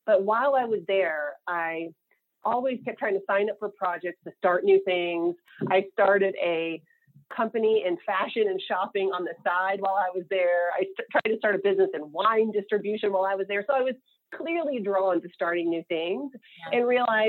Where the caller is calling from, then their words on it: California, United States; I am in Marin County outside of San Francisco